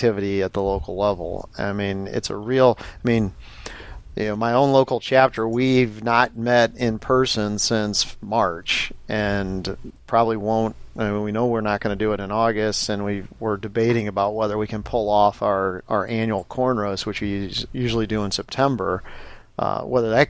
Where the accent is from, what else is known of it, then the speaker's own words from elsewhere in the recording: St. Louis, Missouri, United States; also born or lived in Washington, D.C.; now in Oshkosh, United States; I grew up in St. Louis, Missouri, but I'd moved here from Washington, D.C.